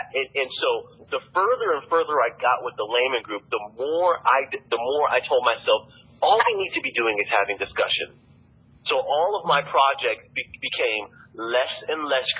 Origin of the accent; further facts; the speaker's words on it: East Alabama, United States; moved away as an adult; also born or lived in New York; I have friends or whatever who are from my hometown